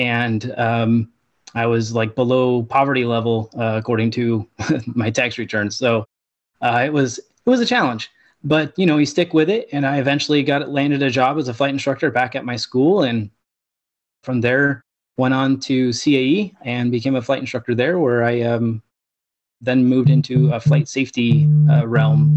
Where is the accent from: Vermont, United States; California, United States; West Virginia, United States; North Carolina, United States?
California, United States; Southern; I was born and raised in Southern California